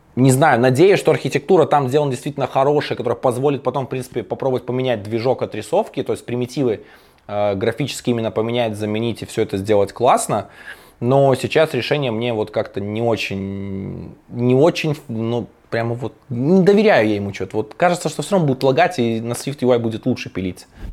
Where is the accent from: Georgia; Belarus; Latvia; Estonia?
Belarus; я ж белорус